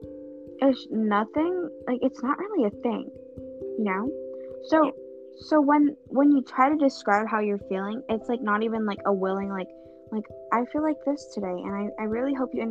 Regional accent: United States; I'm American because I was born in America

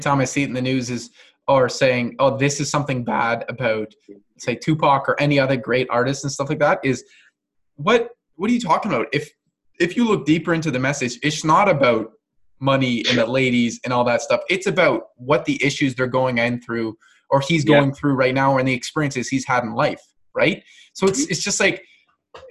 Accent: Canada; I'm not American, but I'm fully Canadian.

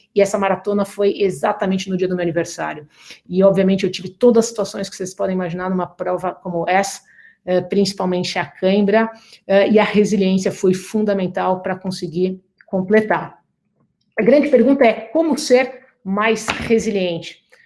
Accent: Brazil; moved away as an adult; now in United States; sendo brasileira

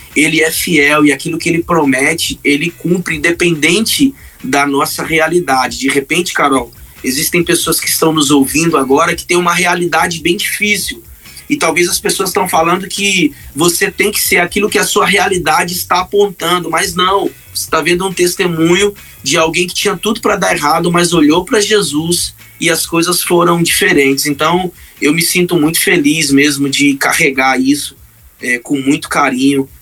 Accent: Marabá, Pará, Brazil; also born or lived in Belém; Eu sou de Marabá, é, no estado do Pará

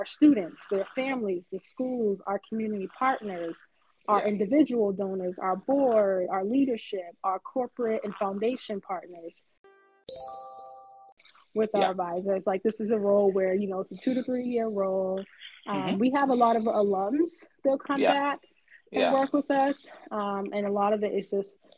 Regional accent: Boston, Massachusetts, United States; moved away as an adult; now in Atlanta, United States; I'm born and raised in Boston, but I currently reside in Atlanta with my husband and 2-year-old son.

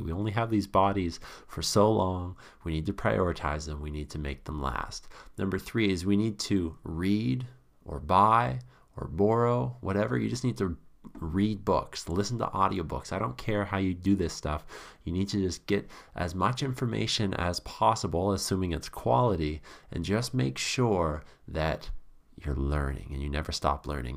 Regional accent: Canada; being a Canadian

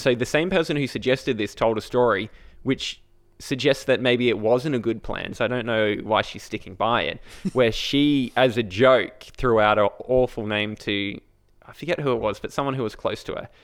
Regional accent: Brisbane, Queensland, Australia; I said Brisbane.

